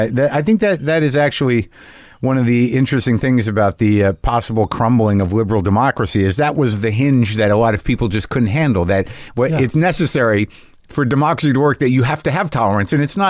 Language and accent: English; New Mexico, United States; also born or lived in New Jersey; I grew up in New Mexico, born in New Jersey, Most of the formative years, though, second grade through high school in New Mexico.